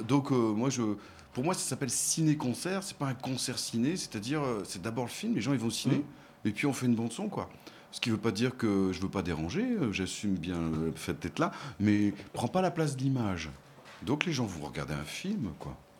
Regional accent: Nantes, Pays de la Loire, France; je suis nantais

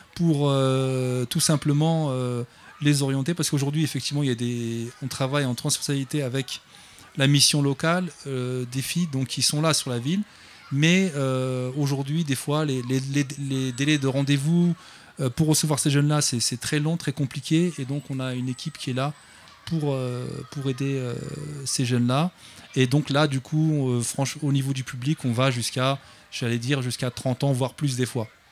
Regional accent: Clichy-sous-Bois, Île-de-France, France; J'habite Clichy-sous-Bois depuis 40 ans maintenant

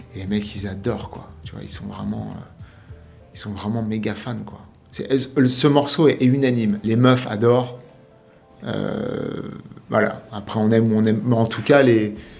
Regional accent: Paris, Île-de-France, France; now in Miami, United States; je suis parisien

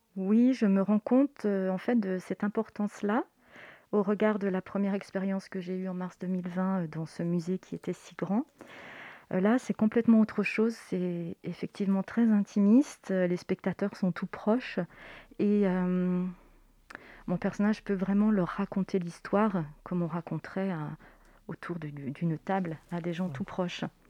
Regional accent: Savoie, Auvergne-Rhône-Alpes, France; moved away as an adult; also born or lived in Chambéry; now in Paris, France; je viens de Savoie. Je suis savoyarde

